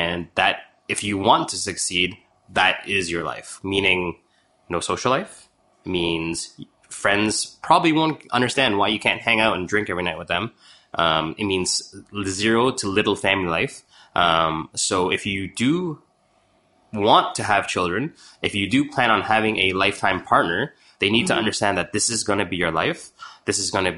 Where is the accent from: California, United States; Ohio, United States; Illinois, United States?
Illinois, United States; Chicago; moved away; also born or lived in Toronto; I was born in Toronto, but yeah. I grew up in Chicago, in Chinatown